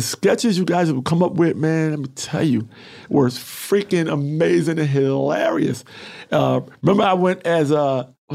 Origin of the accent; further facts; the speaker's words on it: New York, United States; moved away; also born or lived in Los Angeles; I'm a New Yorker, so I had the New York hustle